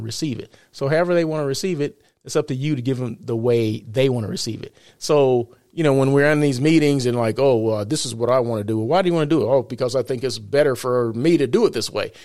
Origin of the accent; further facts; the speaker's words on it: Blythe, California, United States; Blythe is my hometown